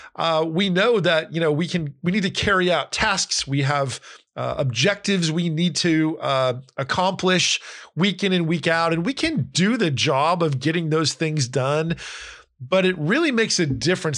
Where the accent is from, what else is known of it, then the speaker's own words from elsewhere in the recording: Northeast US, United States; also born or lived in California / Florida; now in Nashville, United States; I grew up in the Northeast, in Pennsylvania, New Jersey